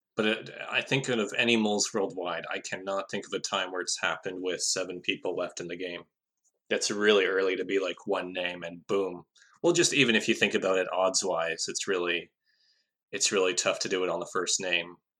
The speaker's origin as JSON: {"language": "English", "country": "Canada", "said": "as a Canadian"}